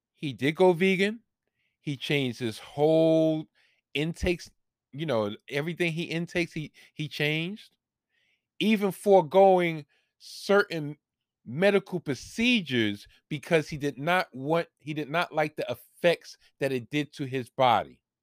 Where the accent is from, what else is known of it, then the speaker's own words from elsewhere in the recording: New York, United States; here in my home state, in my home city in New York